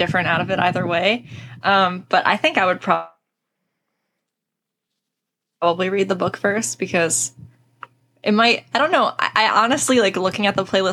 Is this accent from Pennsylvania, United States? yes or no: yes; right outside of Philadelphia, Pennsylvania, United States; moved away as an adult; also born or lived in Pittsburgh, Pennsylvania; now in New Jersey, United States; I'm from right outside of Philly, and then for a couple years I lived in Pittsburgh